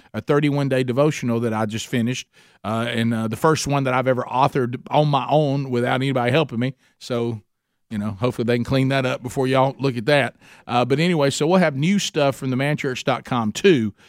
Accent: Oxford, Alabama, United States; my hometown, Oxford, Alabama.

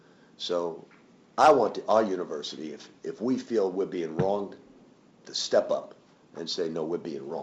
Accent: New York, United States; I'm from Queens, New York, or Manhattan.

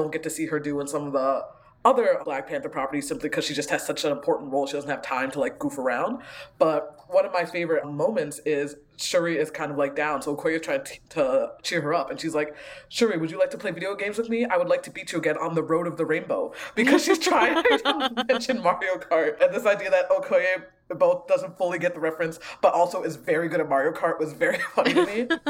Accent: Ghana; moved away; like I'm a immigrant from Ghana, so I grew up with a lot of sort of Ghanaian spirituality and way of looking at the world.

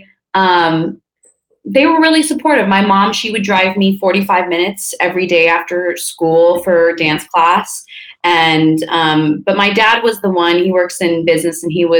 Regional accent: Napa, California, United States; also born or lived in Santa Barbara, California; I was born in Santa Barbara, which is north of LA. And then when I was 5, we moved up to Napa, which is where I, went to kindergarten, elementary school, high school.

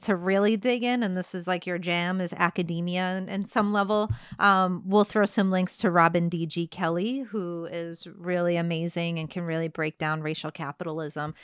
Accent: Massachusetts, United States; growing up in Massachusetts, growing up in New England

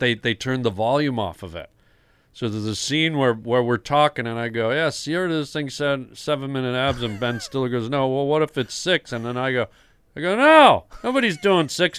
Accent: Toronto, Ontario, Canada; I grew up in Toronto

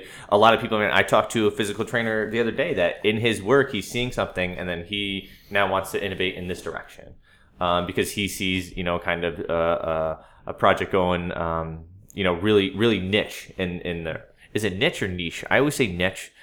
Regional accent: Durham, Connecticut, United States; I am a native of Connecticut. I'm from Durham, Connecticut.

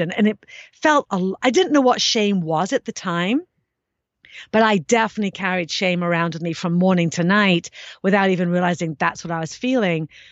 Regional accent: England, United Kingdom; growing up in England

